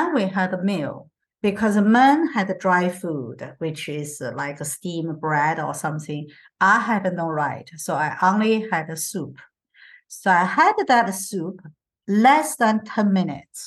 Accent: Beijing, China; moved away; my country, my people is not same as the place I grew up in Beijing, okay, in the bigger cities

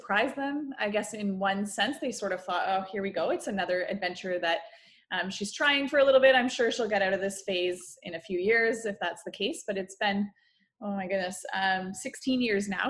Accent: Guelph, Ontario, Canada; I grew up in Guelph, Ontario.

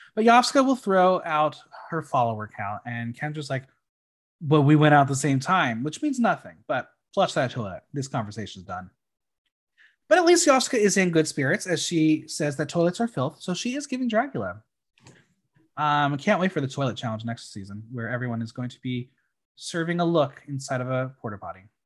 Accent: New York City, New York, United States; us New Yorkers

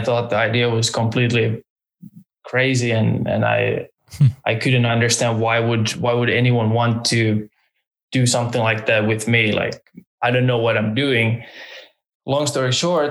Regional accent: Finland; moved away as an adult; also born or lived in Tallinn, Estonia / United States; now in Norway; I now live in Norway, but I was raised in Finland, originally born in Tallinn, but I barely spent any time there. I would say I was born and raised in Finland

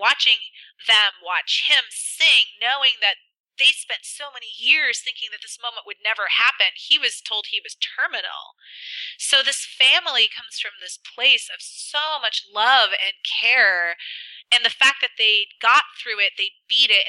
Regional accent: Spokane, Washington, United States; my hometown

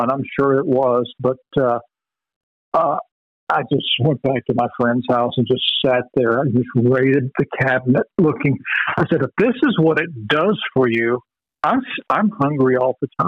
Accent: Vero Beach, Florida, United States; moved away as an adult; also born or lived in Dallas, Texas; growing up in Vero Beach, where everything closes at ten o'clock

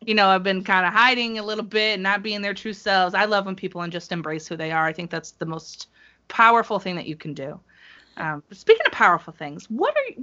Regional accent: Connecticut, United States; I'm from Connecticut

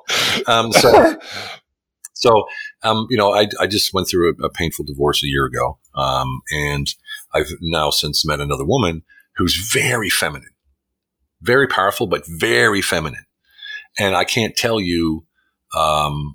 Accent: United States; now in Hungary; I'm an American living in Hungary

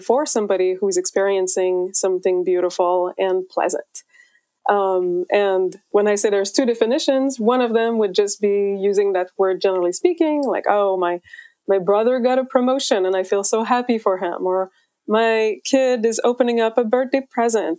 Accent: Quebec, Canada; now in California, United States; I'm originally from Quebec, Canada, but I live in California

